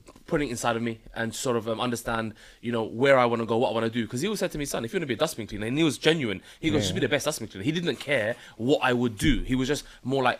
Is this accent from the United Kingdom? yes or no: yes; London, United Kingdom; I grew up in Hackney in North London, so North East London